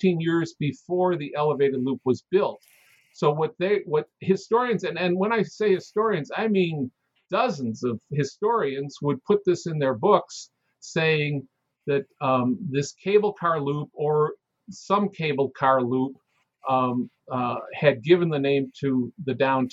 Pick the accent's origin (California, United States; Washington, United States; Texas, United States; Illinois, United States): Illinois, United States; Chicago; I'm born and raised in Chicago.